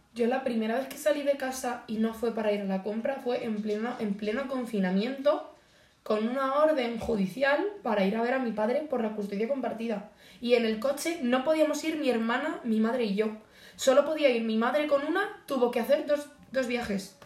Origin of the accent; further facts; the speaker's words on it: Boadilla del Monte, Community of Madrid, Spain; also born or lived in Las Rozas; Afueras de mi pueblo aquí